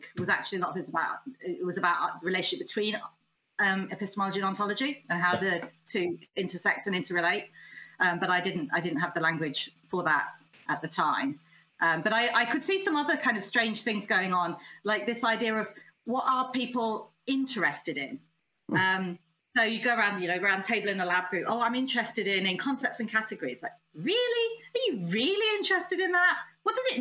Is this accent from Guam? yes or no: no; United Kingdom; also born or lived in United States; I was in America. I'm British.